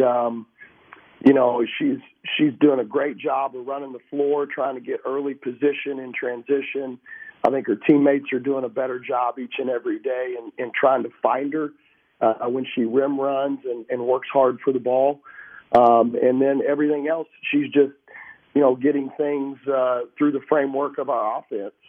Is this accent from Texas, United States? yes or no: yes; Texas, United States; moved away; growing up in Texas